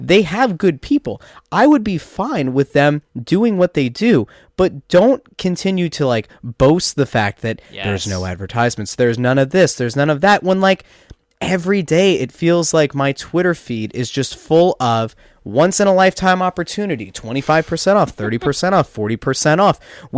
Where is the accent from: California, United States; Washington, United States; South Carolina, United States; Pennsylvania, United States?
Pennsylvania, United States; I loved America because I grew up in Schuylkill County that didn't exist.